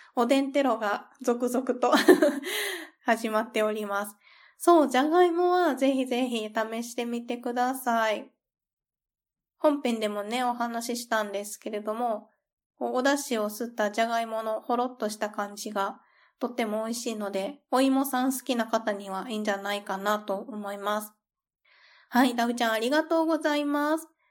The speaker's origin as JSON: {"language": "Japanese", "region": "Kansai", "country": "Japan", "tie": "born or raised there", "said": "私が関西出身だから"}